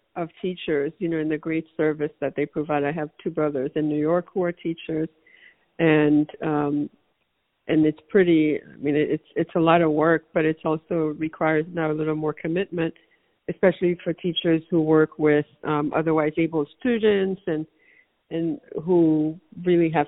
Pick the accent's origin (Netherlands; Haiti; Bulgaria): Haiti; now in United States; I can only speak to the Haitian or Haitian American experience, which I've observed most closely